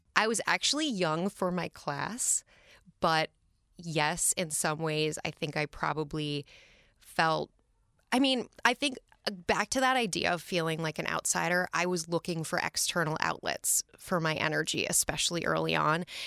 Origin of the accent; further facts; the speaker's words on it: Minneapolis, Minnesota, United States; now in New York City, United States; We grew up in Northeast Minneapolis in the city proper